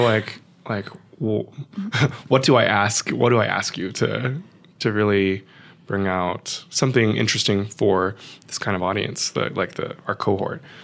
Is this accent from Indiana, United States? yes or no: no; San Francisco, California, United States; growing up in San Francisco, probably sixty percent Chinese